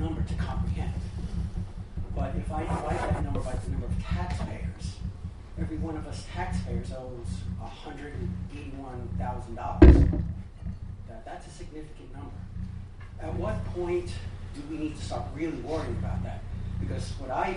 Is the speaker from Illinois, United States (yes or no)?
no; New York City, New York, United States; now in Palm Beach, United States; I'm from Queens originally